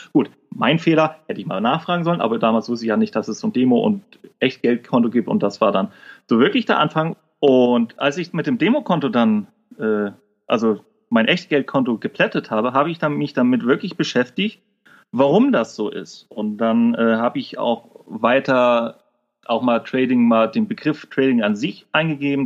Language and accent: German; Kiel, Schleswig-Holstein, Germany; accent: norddeutsch; bin gebürtiger Kieler und komme quasi aus Norden. Also ich bin auch ziemlich durch meine norddeutsche Art